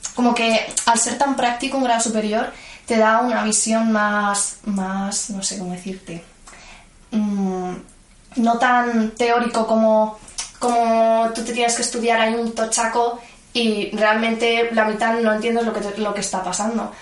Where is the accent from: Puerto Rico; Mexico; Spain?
Spain; Madrid, Community of Madrid; yo nací en Madrid, a la semana de nacer mis padres se mudaron a Vallecas, cerca de donde vivían, bueno, donde vive mi abuela. Y nada, he vivido toda mi vida en Vallecas.